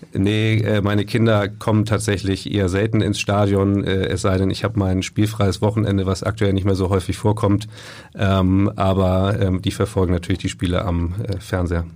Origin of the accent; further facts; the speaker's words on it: Lübeck, Schleswig-Holstein, Germany; ich bin ja gebürtiger Lübecker